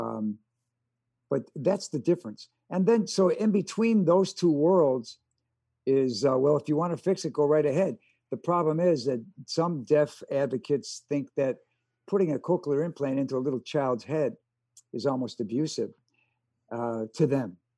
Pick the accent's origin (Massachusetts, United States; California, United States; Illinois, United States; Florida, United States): Illinois, United States; Chicago; first language American Sign Language; English is a second language; I grew up with deaf parents in Chicago